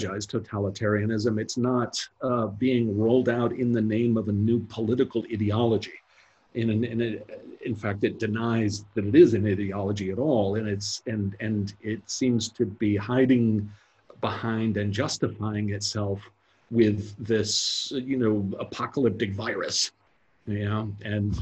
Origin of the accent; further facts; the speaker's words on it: United States; I'm an American